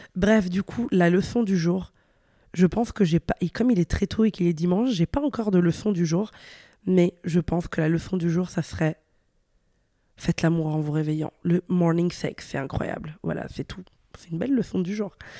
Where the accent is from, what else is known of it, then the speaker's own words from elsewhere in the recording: Italy; moved away; also born or lived in Brussels, Belgium; je venais d'Italie, j'avais des codes vestimentaires qui n'étaient pas ceux de Bruxelles. C'est-à-dire que bah, chez moi, en Italie, on ose